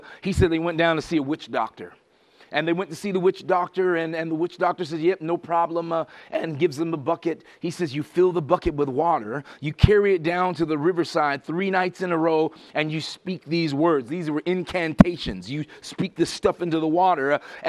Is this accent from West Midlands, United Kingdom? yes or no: yes; Birmingham, West Midlands, United Kingdom; born there; And that's how I got to be born in England. Marston Green, 1967. I was born in Birmingham.